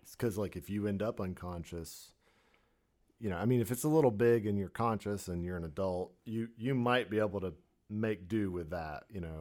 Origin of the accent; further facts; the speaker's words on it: Florida, United States; moved away; growing up on the East Coast, you know, in Florida